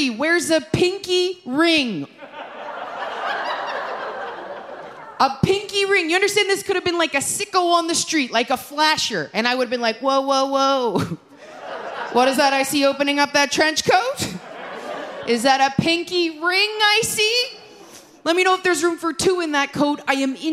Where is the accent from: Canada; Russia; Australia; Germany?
Canada; Toronto, Ontario; moved away; I was recently back in my hometown of Scarborough, Ontario